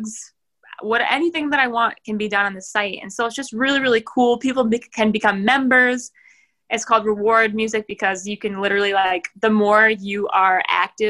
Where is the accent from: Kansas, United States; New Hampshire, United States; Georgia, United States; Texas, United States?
New Hampshire, United States; I'm from New Hampshire